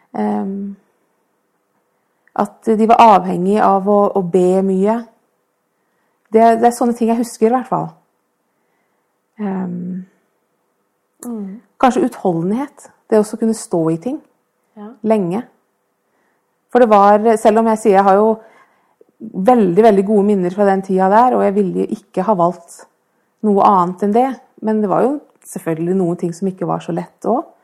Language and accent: Norwegian; Oslo, Norway; now in Fredrikstad, Norway